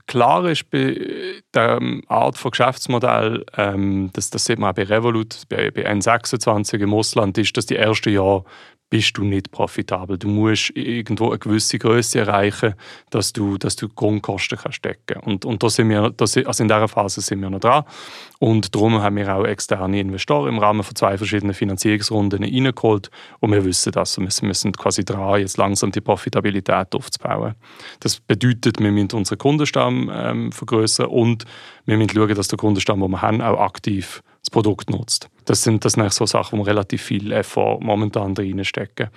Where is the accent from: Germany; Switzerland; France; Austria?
Switzerland; ich als Schweizer